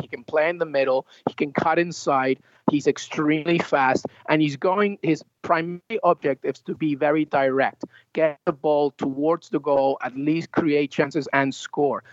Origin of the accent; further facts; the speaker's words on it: England, United Kingdom; moved away; I have family in England, uh, I grew up in England